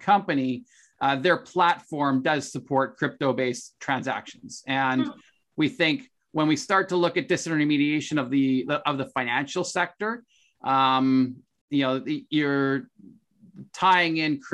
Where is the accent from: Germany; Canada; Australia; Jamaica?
Canada; as a Canadian